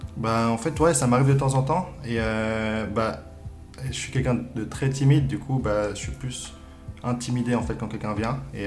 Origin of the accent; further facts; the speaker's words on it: Lausanne, Vaud, Switzerland; je viens de Lausanne